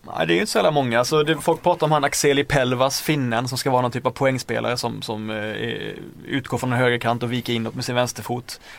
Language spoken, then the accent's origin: Swedish; Blekinge, Sweden; Jag kom från Blekinge